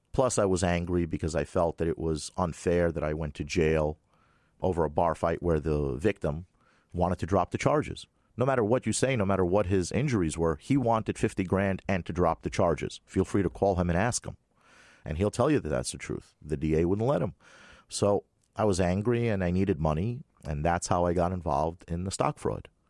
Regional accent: New York City, New York, United States; also born or lived in Moscow, Russia; I grew up in Brooklyn, knew all those guys

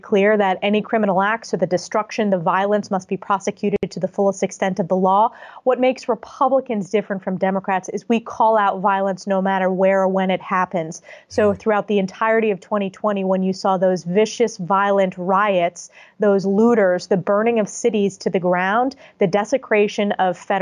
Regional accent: New York, United States; my home state like New York

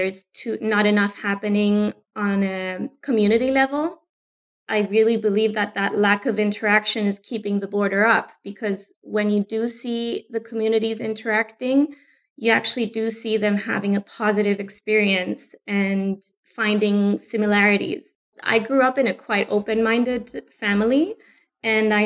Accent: Cyprus; I'm from Cyprus, but I'm also half Austrian.

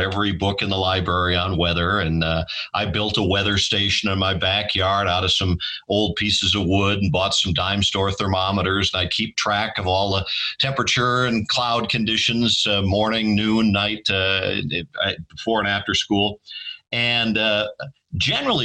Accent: Madison, Wisconsin, United States; when I was about 6 or 7 years old, growing up in Madison, Wisconsin

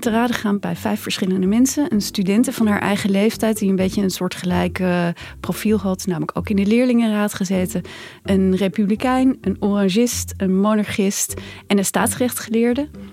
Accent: Netherlands; als Nederlanders

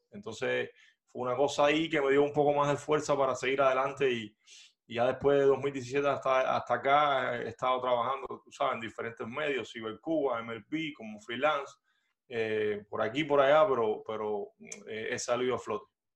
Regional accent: Cuba; moved away as an adult; also born or lived in Havana / Miami; now in United States

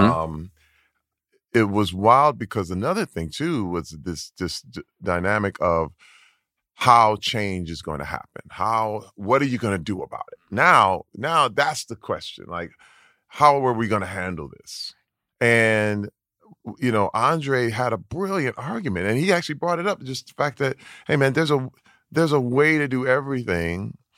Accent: Flint, Michigan, United States; growing up in Flint, Michigan

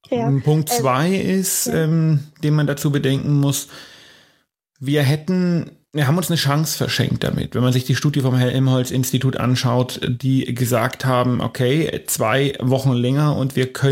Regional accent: Bavaria, Germany; Die erste Woche des äh, aufgehobenen Lockdowns bei uns in Bayern natürlich ein bisschen milder als in anderen Bundesländern liegt hinter uns.

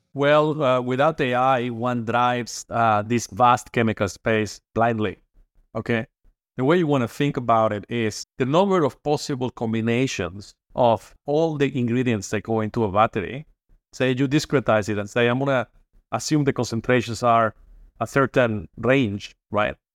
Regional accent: Mexico; moved away as an adult; also born or lived in Boston / Berkeley; now in Toronto, Canada; I hail from Mexico

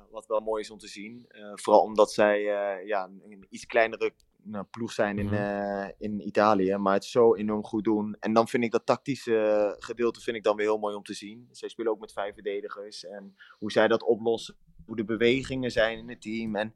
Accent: Netherlands; moved away as an adult; Nou, ik ben nu ongeveer, wat is het, bijna negen jaar ben ik uit Nederland. voetbal ik in het buitenland dus.

